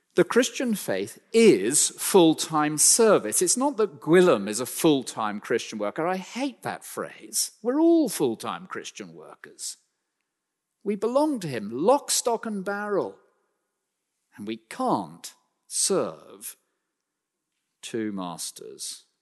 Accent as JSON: {"language": "English", "country": "United Kingdom", "said": "we're so British"}